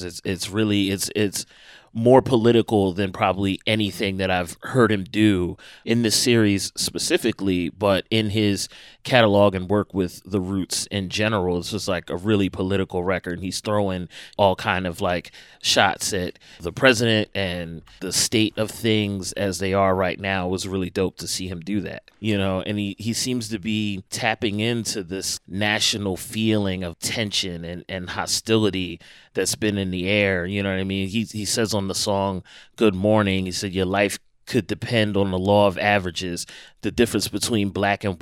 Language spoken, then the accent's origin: English; Philadelphia, Pennsylvania, United States; my hometown, Philly